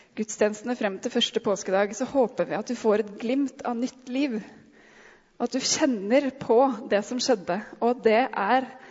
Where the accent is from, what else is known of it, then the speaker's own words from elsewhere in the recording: Norway; vi som nordmenn